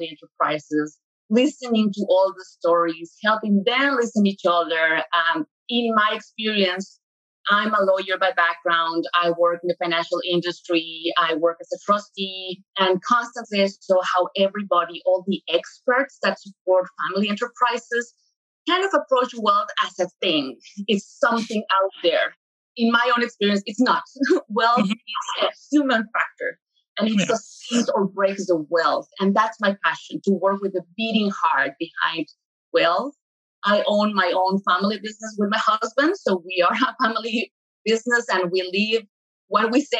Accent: Mexico City, Mexico; moved away; I'm originally from Mexico City

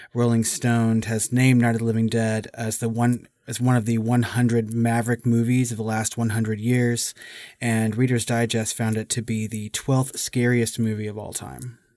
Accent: United States; as an American today

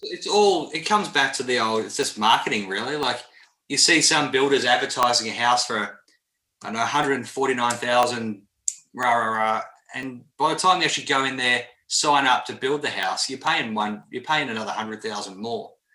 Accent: Melbourne, Victoria, Australia; moved away; I'm from Melbourne, so I love Melbourne

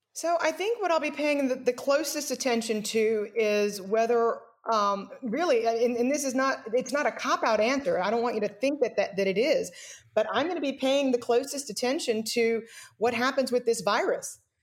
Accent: United States; as an American

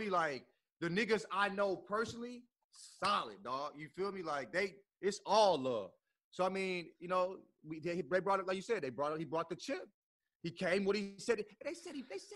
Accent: St. Louis, Missouri, United States; now in Los Angeles, United States; My hometown is St. Louis

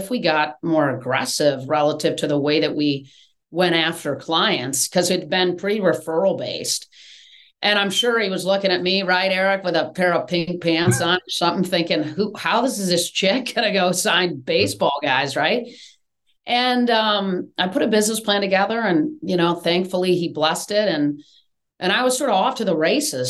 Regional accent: East Lansing, Michigan, United States; moved away as an adult; now in Atlanta, United States; I grew up right in East Lansing

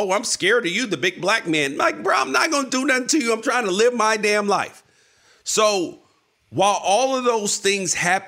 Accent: United States; I love being an American. Would not want to be anywhere else, born anywhere else, happy to be here

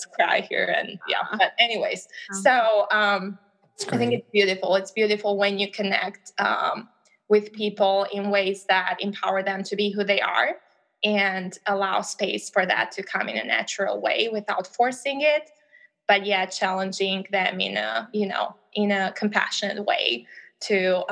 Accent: Albania; English is a second language; now in United States; I'm from Albania originally, as I've shared previously. And that means that English is not my first language

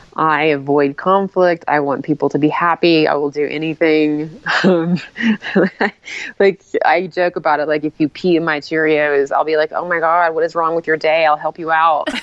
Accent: Tennessee, United States; now in Salt Lake City, United States; I'm from originally from Tennessee

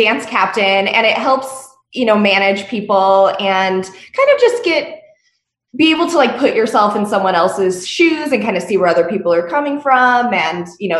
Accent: Las Vegas, Nevada, United States; I was born and raised in Vegas, which is super rare

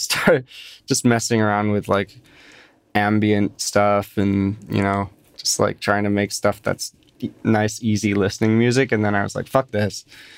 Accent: London, United Kingdom; born there; now in United States; I was born in London, yes, but I don't know. I don't know if I'd call myself British or call myself American.

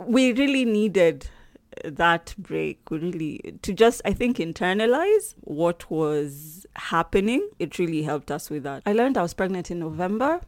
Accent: Nairobi, Kenya; I'm from Nairobi, Kenya

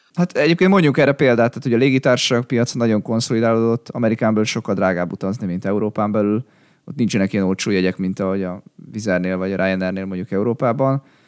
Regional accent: Hungary; így magyarként

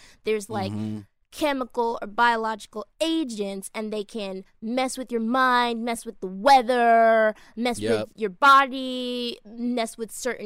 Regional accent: Boston, Massachusetts, United States; I'm from Boston

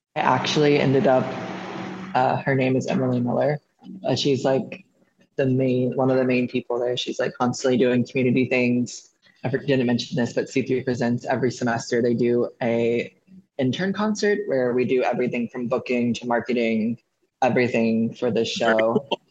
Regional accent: Austin, Texas, United States; moved away as an adult; now in Nashville, United States; I'm from Austin, Texas

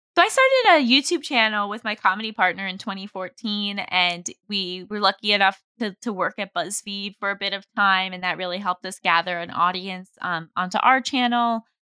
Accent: New York, United States; I grew up in New York

